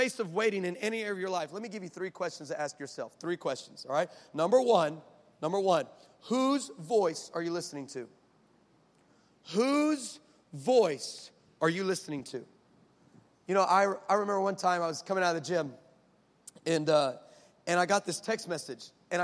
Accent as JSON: {"language": "English", "town": "El Paso", "region": "Texas", "country": "United States", "said": "I'm from El Paso, the 915."}